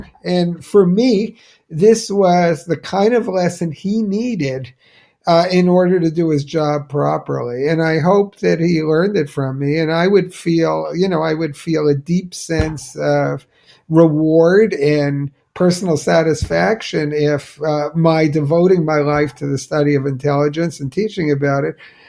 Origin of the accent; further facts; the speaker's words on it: New Jersey, United States; my hometown in New Jersey